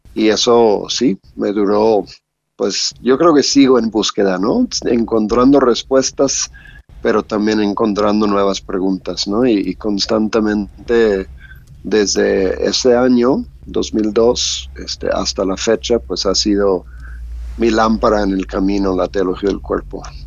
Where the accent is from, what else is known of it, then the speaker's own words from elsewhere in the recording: Louisiana, United States; moved away as an adult; now in Mexico; Soy de Estados Unidos, de Luisiana